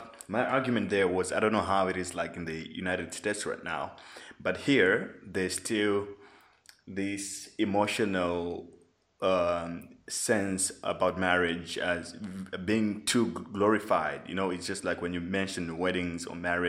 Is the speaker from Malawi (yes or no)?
yes; Malawi; I grew up in Malawi